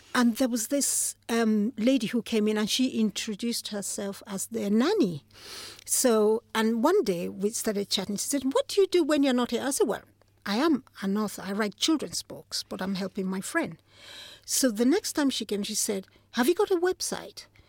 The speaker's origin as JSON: {"language": "English", "country": "Nigeria", "tie": "born or raised there", "moved": "as an adult", "lives_now": "London, United Kingdom", "said": "Nigeria, yes. I was born in Nigeria"}